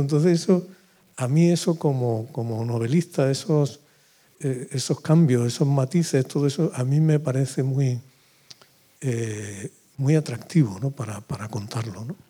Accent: Úbeda, Andalusia, Spain; moved away; yo vivía en Úbeda

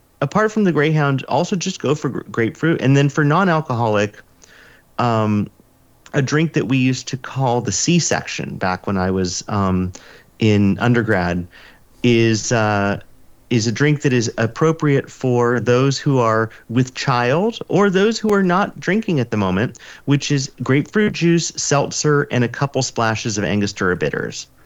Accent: California, United States; Growing up in California

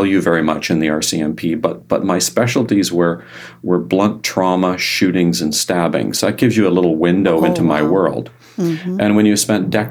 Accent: Ireland; I'm Irish

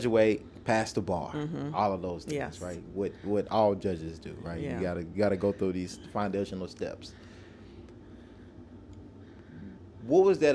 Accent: Nashville, Tennessee, United States; growing up in Nashville, which is crazy, like many of my friends, we never thought we belonged at Vanderbilt

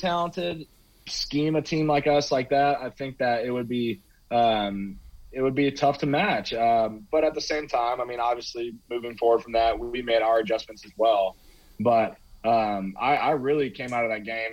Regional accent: Indianapolis, Indiana, United States; I was born in Indianapolis, Catholic kid, went to St. X.

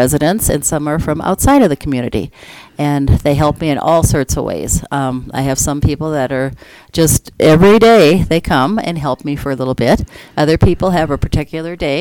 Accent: Minnesota, United States; moved away as an adult; also born or lived in Sioux Falls, South Dakota; now in Colorado, United States; I grew up in a small town, south central Minnesota

